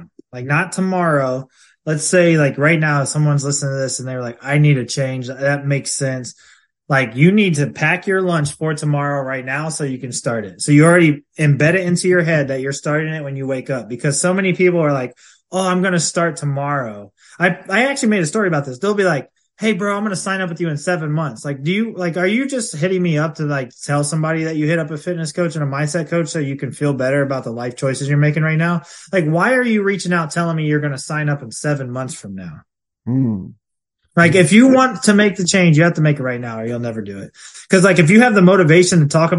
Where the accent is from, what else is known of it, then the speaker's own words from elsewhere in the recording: Ohio, United States; I'm from Ohio.